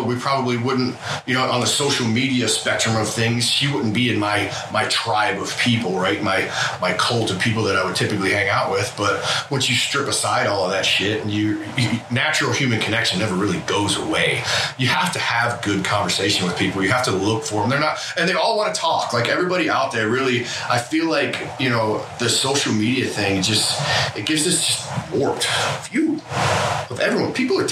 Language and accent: English; Detroit, Michigan, United States; moved away; I'm from Detroit and fuck is like every third word for our culture